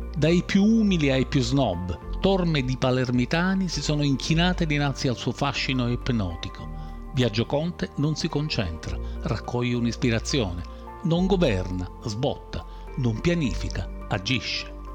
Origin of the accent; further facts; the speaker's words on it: Sicily, Italy; Sono siciliano e vivo in Sicilia